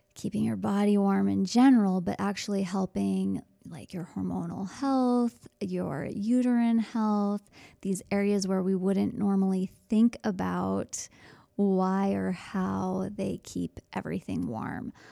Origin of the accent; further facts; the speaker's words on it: Midwest, United States; being so American and only knowing Fahrenheit.